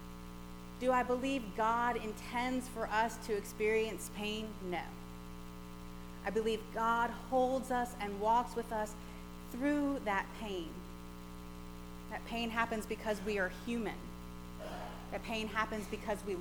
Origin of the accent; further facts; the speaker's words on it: Gulf Coast, United States; growing up on the Gulf Coast and experiencing hurricanes